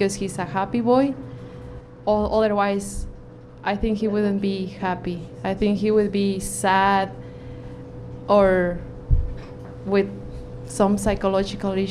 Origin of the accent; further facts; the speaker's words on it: Mexico; now in Vancouver, Canada; I am from Mexico